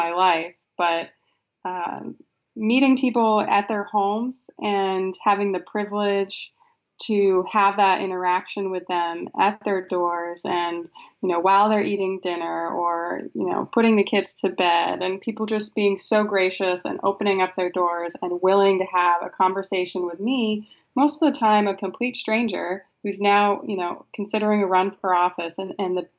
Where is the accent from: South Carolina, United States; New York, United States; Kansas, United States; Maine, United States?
Maine, United States; Frenchville; also born or lived in Belfast, Maine / Millinocket, Maine; I grew up in Frenchville, Maine. It's about 5 hours north of Belfast